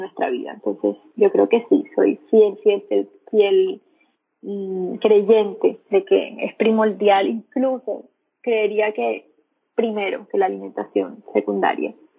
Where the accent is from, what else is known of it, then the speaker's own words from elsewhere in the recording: Montería, Córdoba, Colombia; moved away as an adult; now in Medellín, Colombia; yo ahí en ese entonces estaba en Montería, que es donde la, de, de donde soy, donde vivo, donde vivía, perdón, en ese tiempo